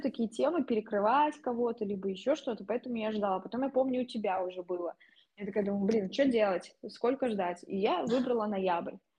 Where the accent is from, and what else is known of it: Russia; also born or lived in Kazan